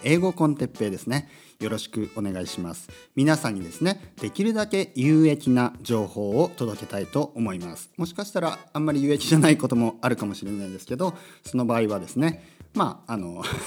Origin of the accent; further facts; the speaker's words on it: Japan; first language Japanese; moved away; also born or lived in Tokyo; 日本語はですね、やっぱりネイティブですから母国語